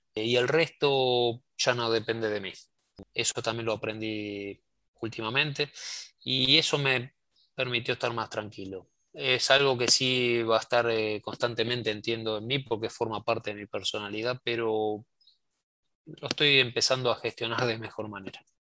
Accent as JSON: {"language": "Spanish", "country": "Argentina", "said": "mi país, Argentina"}